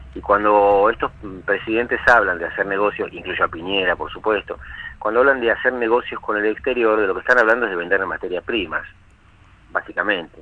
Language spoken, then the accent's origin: Spanish; Argentina; los argentinos